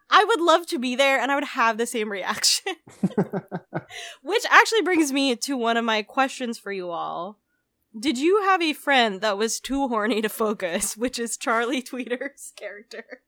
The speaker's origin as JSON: {"language": "English", "country": "Philippines", "tie": "born or raised there", "moved": "yes", "said": "I grew up outside the U S. I grew up in the Philippines"}